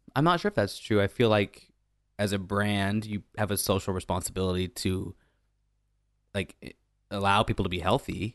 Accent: Arnold, California, United States; moved away; I'm from a, a real small town, Northern California

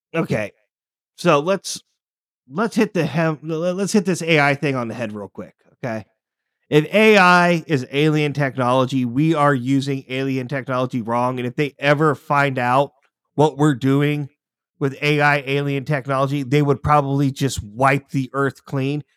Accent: United States; as an American

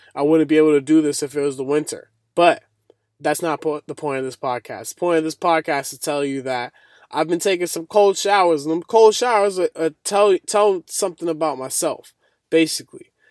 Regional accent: Boston, Massachusetts, United States; I'm from Boston, And that's really cold where I'm from

